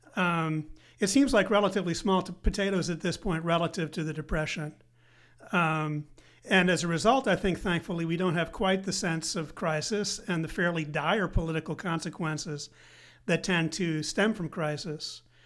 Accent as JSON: {"language": "English", "town": "Evanston", "region": "Illinois", "country": "United States", "tie": "born or raised there", "also_born_or_lived": "Grinnell, Iowa / Princeton, New Jersey", "moved": "as an adult", "said": "grew up in Evanston, just north of the city of Chicago."}